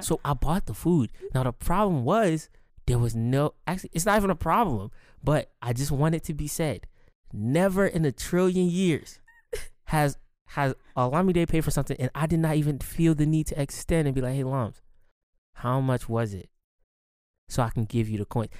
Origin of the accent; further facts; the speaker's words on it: Baltimore, Maryland, United States; I grew up in Baltimore